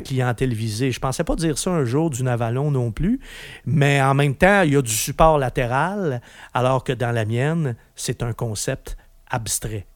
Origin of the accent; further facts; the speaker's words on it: Quebec, Canada; chez nous, au Québec